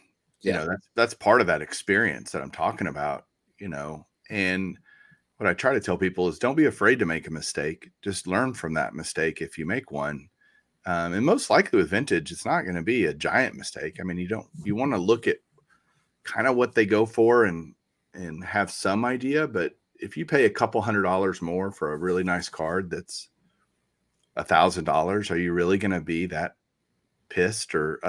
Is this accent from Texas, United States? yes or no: yes; Texas, United States; I'm from Texas. That's a Texas saying